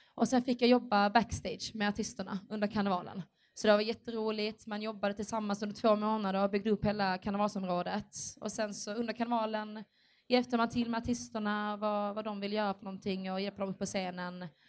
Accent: Skåne, Sweden; Jag är ju härifrån Skåne

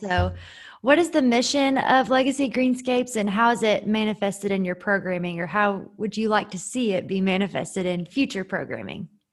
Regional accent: Winchester, Kentucky, United States; I am from Winchester, born and raised

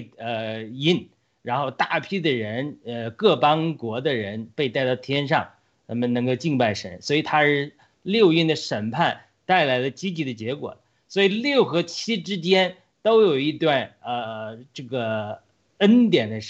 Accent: United States; 或者说我们美国人现在要面临这个试炼来临的一个可能的原因

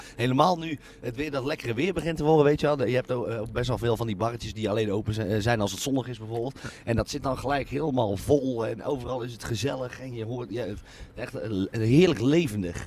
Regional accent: North Brabant, Netherlands; moved away as an adult; also born or lived in Tilburg; now in Utrecht, Netherlands; het dorp waar ik, waar ik vandaan kom

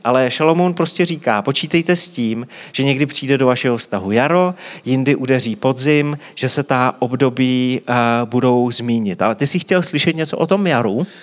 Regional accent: Czechia; my jako Češi to známe hodně intenzivně

